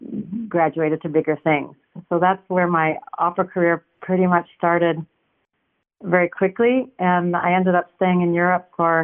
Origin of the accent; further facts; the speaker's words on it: Los Angeles, California, United States; I grew up in Los Angeles and studied here.